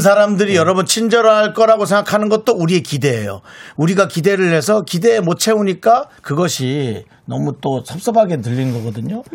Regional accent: Gangneung, Gangwon, South Korea; moved away as an adult; now in Seoul, South Korea; 강릉에서 올라와서

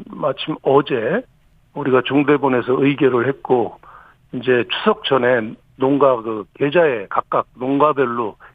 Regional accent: Cheonan, South Chungcheong, South Korea; 그 성환이면 제 고향입니다.

